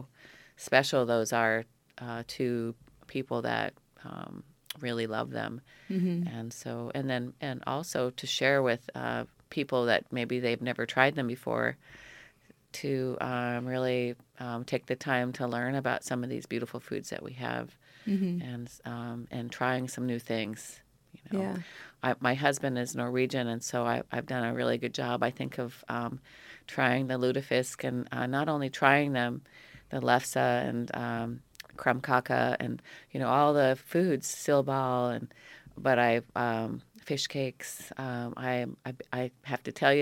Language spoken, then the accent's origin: English; Petersburg, Alaska, United States; moved away as an adult; now in Ketchikan, United States; I grew up here in Petersburg